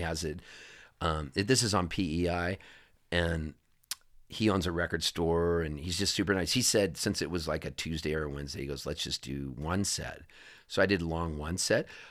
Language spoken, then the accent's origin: English; Southern California, United States; also born or lived in Halifax, Canada; I'm a Californian, you know, for all intents and purposes, I have a Canadian passport, but I was raised in Southern California